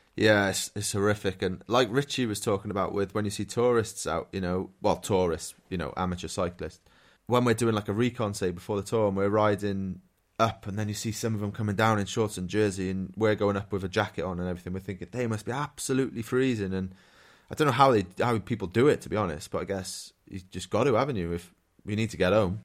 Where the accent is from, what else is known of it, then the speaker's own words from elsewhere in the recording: Wales, United Kingdom; I'm Welsh